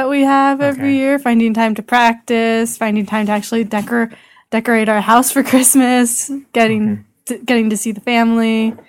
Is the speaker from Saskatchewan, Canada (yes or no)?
yes; Yorkton, Saskatchewan, Canada; I was born in the area. I was born actually in Yorkton, but I've been living in this area for most of my life.